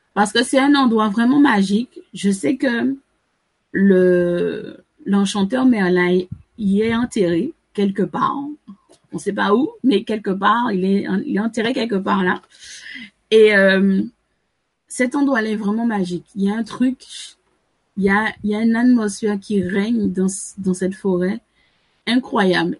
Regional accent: Sainte-Anne, Antilles, Guadeloupe; je suis originaire de Sainte-Anne

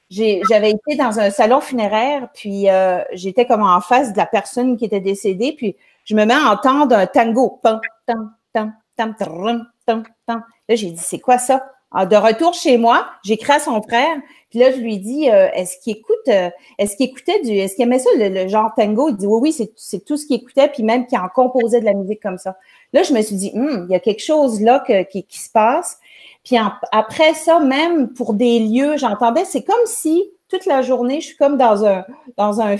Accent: Quebec, Canada; Je suis au Nouveau-Brunswick, la province juste à côté du Québec, mais je viens du Québec.

